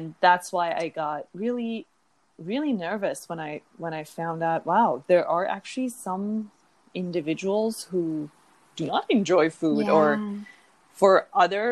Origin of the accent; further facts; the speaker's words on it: Iran; moved away; I'm originally from Iran, and the Persian people, who are the same as Iranian people, we really grow up with a very mindful food culture